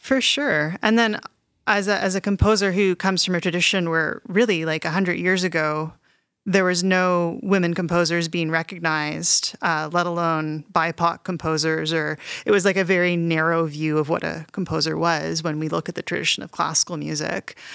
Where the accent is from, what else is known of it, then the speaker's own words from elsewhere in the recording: Canada; also born or lived in Montreal, Quebec / Toronto, Ontario; I grew up in Montreal and Toronto